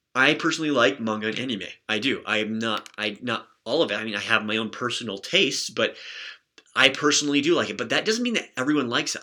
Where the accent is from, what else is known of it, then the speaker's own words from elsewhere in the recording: United States; I'm an American